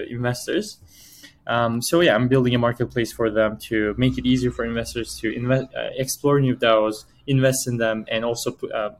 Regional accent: Turkey; moved away as an adult; also born or lived in Toronto, Canada; I was born and raised in Turkey for 18 years. And after graduating from high school, I moved to Canada

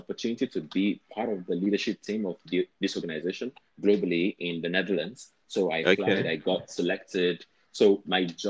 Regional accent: Nigeria; also born or lived in France; as a Nigerian

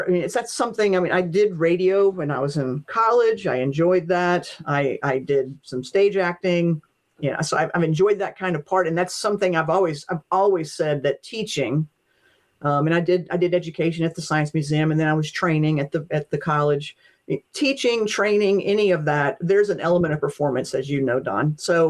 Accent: Appalachia, United States; My great grandmother told stories. That's just part of, you know, growing up in Appalachia, you know

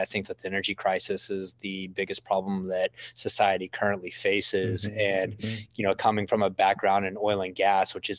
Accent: Midland, Texas, United States; I grew up in West Texas in the middle of the Permian Basin

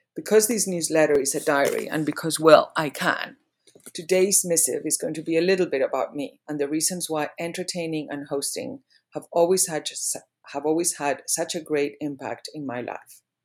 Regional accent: Madrid, Community of Madrid, Spain; moved away as an adult; also born or lived in England / New York / Greenwich / Palm Beach; now in Charleston, United States; I was born and raised in Madrid, Spain. I went to boarding school in England for five years and then back to Madrid

